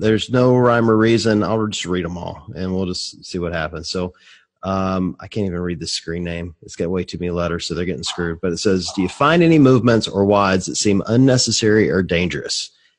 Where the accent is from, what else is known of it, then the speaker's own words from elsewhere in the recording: the South, United States; I'm from the South, so we don't speak great English either.